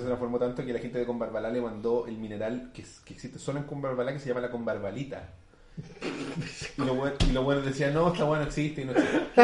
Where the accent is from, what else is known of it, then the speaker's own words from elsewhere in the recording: Chile; como nosotros chilenos hablamos